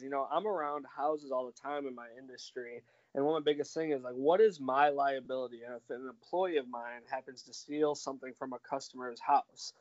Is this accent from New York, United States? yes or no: yes; New York, United States; moved away as an adult; I'm originally from New York State. And I just moved down here about 2 years ago.